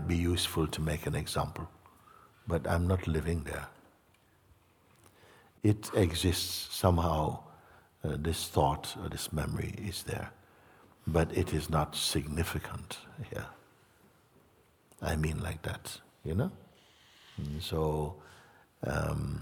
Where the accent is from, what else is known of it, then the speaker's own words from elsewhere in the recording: Jamaica; moved away; also born or lived in England; I grew up in Jamaica, lived in England